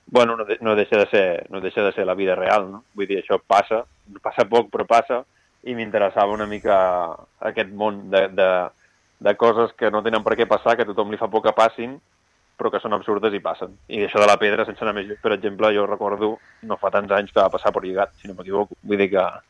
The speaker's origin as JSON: {"language": "Catalan", "town": "Roses", "region": "Catalonia", "country": "Spain", "moved": "yes", "lives_now": "Barcelona, Spain", "said": "jo sóc de Roses"}